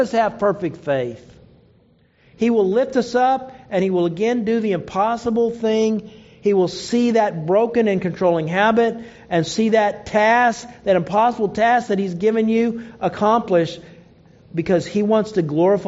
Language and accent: English; Oklahoma, United States; I grew up in Oklahoma